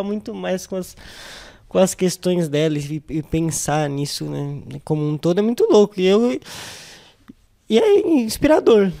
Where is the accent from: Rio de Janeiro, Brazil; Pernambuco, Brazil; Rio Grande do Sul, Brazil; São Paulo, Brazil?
São Paulo, Brazil; also born or lived in Jardim Casablanca / Capão Redondo; eu sou nascido na Vila das Belezas, né, e aí conforme o tempo foi passando, eu fui vindo, fui vindo aqui mais para a região.